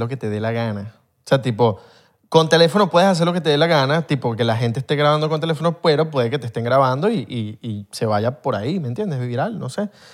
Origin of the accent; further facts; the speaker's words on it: Venezuela; somos venezolanos